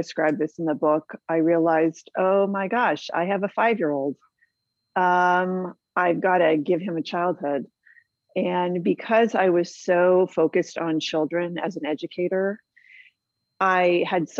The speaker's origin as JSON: {"language": "English", "town": "San Diego", "region": "California", "country": "United States", "tie": "born or raised there", "also_born_or_lived": "Boston / Hawaii / Canada / Australia", "said": "I was raised here in San Diego"}